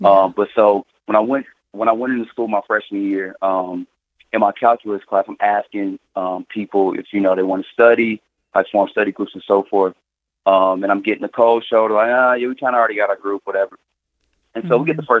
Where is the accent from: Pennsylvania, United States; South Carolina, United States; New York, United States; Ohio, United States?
Ohio, United States; Cincinnati; now in Kansas City, United States; So, I'm calling from Kansas City, Missouri.